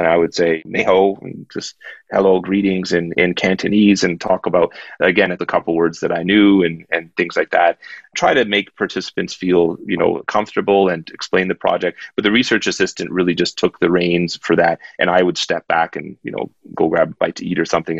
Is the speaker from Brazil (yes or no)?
no; Canada; I'm a Canadian in Hong Kong